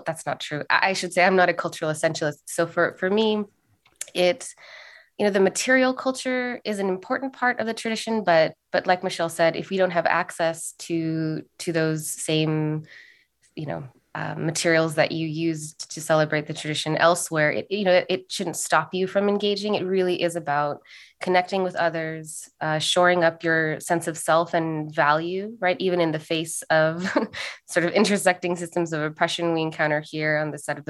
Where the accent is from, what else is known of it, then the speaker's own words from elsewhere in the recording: Los Angeles, California, United States; also born or lived in Santa Cruz, California; I was born in Santa Cruz. I was raised in Los Angeles